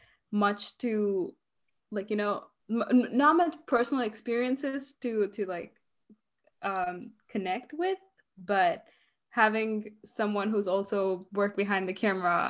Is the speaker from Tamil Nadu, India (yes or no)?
yes; Chennai, Tamil Nadu, India; first language English; moved away as an adult; now in Atlanta, United States; I was born and raised in Chennai